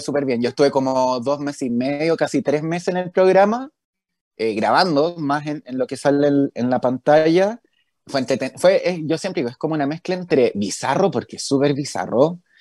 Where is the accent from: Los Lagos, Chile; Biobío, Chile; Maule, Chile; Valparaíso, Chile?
Valparaíso, Chile; Viña del Mar; moved away as an adult; also born or lived in Santiago / New York; yo soy de Viña, entonces me vine a ir solo a Santiago